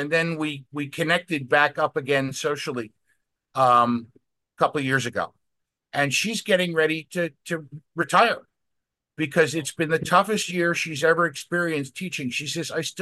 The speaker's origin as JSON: {"language": "English", "area": "Westchester County", "region": "New York", "country": "United States", "tie": "born or raised there", "moved": "yes", "lives_now": "Alexandria, United States", "said": "growing up in Westchester County, New York"}